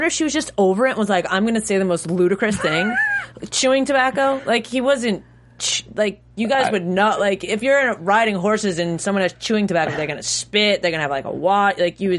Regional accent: New York, United States; Yeah, I grew up in New York

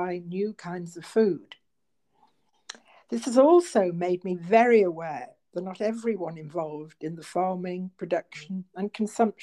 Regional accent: Merseyside, North West England, United Kingdom; accent: northern; moved away as an adult; also born or lived in Liverpool; now in Calderdale, United Kingdom; I was born and brought up on Merseyside and worked for many years in Liverpool, but now live in rural Calderdale

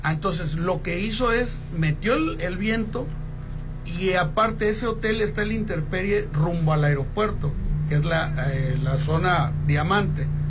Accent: Mexico; como mexicanos

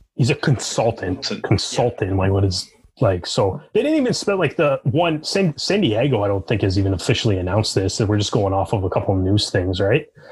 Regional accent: Canada; growing up in Canada

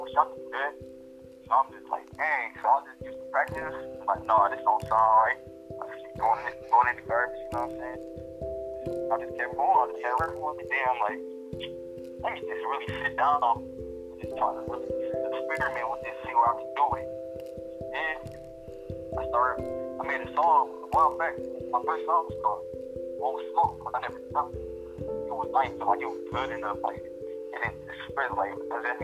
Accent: Detroit, Michigan, United States; I'm from Detroit, you know, the west side

